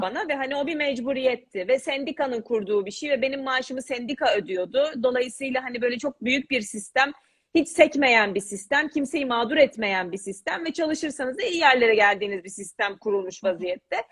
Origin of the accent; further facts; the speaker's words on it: Istanbul, Turkey; moved away as an adult; also born or lived in England / Paris, France; 83 İstanbul doğumluyum. E, İtalyan Lisesi'nde okudum.